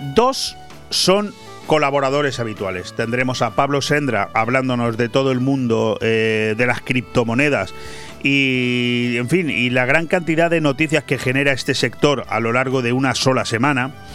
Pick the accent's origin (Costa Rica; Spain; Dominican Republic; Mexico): Spain; also born or lived in Benidorm, Marina Baja; como españoles